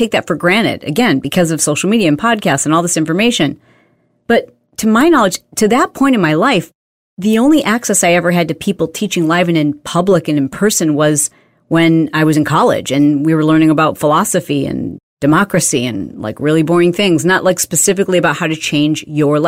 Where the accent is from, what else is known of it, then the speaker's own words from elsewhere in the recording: Midwest, United States; I grew up in the Midwest